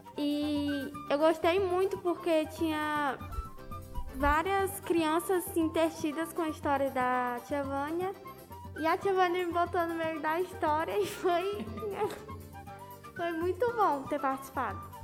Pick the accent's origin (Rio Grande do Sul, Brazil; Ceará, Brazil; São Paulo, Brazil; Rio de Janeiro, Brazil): Ceará, Brazil; Tianguá; accent: Tianguá accent